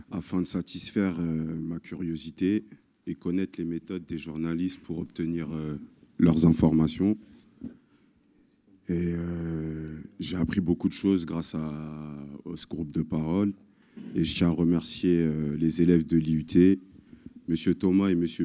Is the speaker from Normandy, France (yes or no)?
no; Paris, Île-de-France, France; j'ai 34 ans, je suis de Paris.